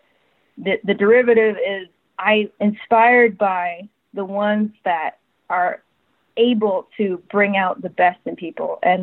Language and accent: English; Connecticut, United States; moved away; I'm from Connecticut originally